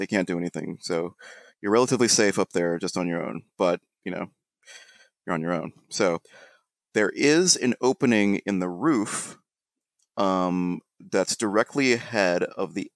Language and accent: English; Ohio, United States; now in New York, United States; when we were growing up in Ohio